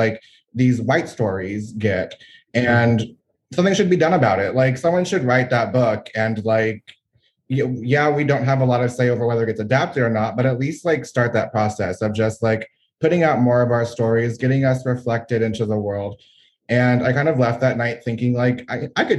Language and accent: English; Gulf Coast of Texas, United States; also born or lived in San Antonio, Texas; I am a Texan born and raised along the Gulf Coast. I'm currently residing in San Antonio, Texas